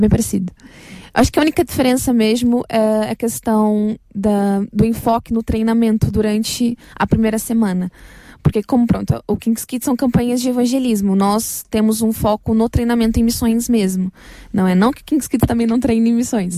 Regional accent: Brazil; moved away as an adult; now in Portugal; eu sou brasileira

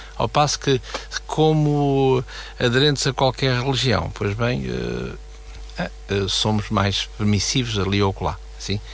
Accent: Portugal; nós como portugueses, temos a nossa bandeira em casa

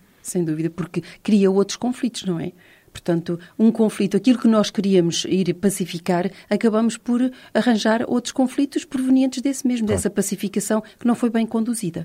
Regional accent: Portugal

